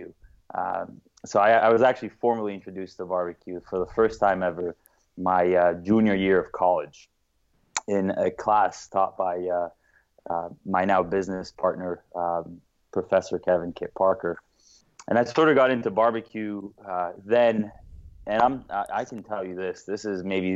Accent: Lebanon; now in United States; originally, I am from Lebanon. I was born in the States, grew up here for a bit, but I studied at a Jesuit French school in Lebanon

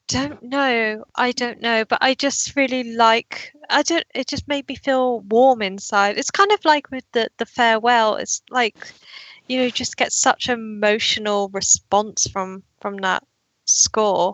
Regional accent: United Kingdom; accent: British; my British accent

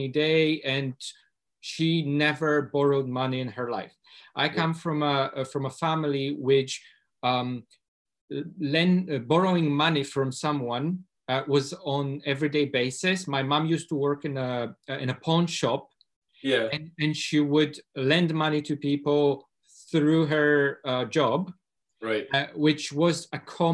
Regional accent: Poland; moved away as an adult; now in Scotland, United Kingdom; I come from Poland, from a working class family, low income, and I came to Scotland 10 years ago

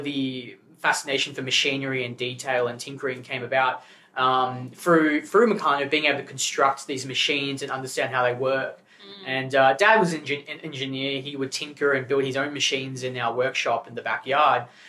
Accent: Gippsland, Victoria, Australia; moved away as an adult; now in Melbourne, Australia; growing up in Gippsland

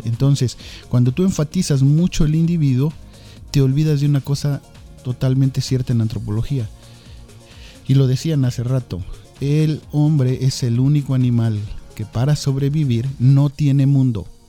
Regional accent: Mexico; somos los mexicanos

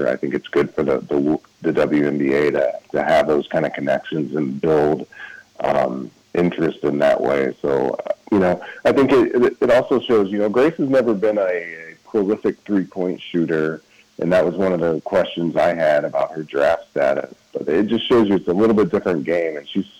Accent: Indianapolis, Indiana, United States; here in my hometown in Indianapolis

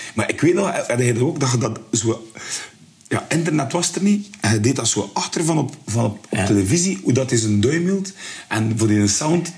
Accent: Bruges, Flanders, Belgium; ik ben van Brugge, allee, we woonden in Westkamp

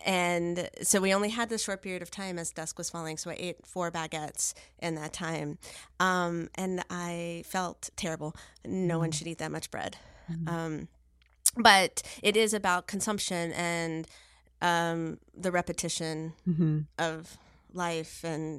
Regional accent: Cyprus; because surprise, surprise, hello, I am from Cyprus. Yes. I am a Greek person.

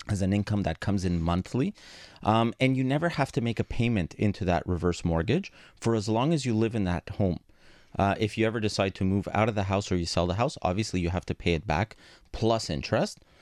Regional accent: Montreal, Quebec, Canada; first language Greek; English is a second language; I grew up in a Greek household. My first language was Greek, my second one was English, even though I was born here

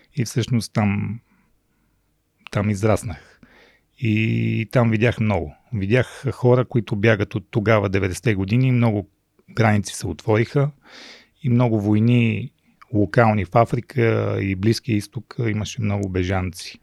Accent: Rhodope Mountains, Bulgaria; also born or lived in Mongolia / Sofia, Bulgaria; аз израснах в Родопите

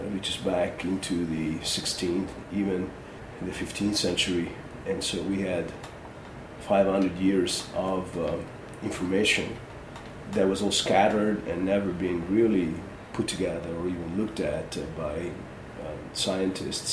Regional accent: northern Italy, Italy; moved away; my hometown, since I'm a native of northern Italy

